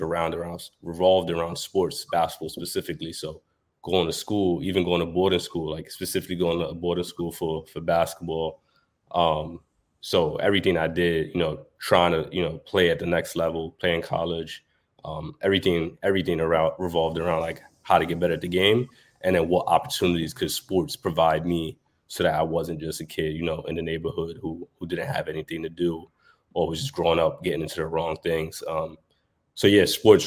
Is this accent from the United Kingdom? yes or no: no; New York City, New York, United States; I'm born and raised in New York. I grew up in Brooklyn and Harlem.